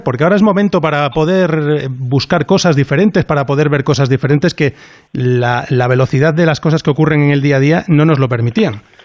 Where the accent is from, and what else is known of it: Spain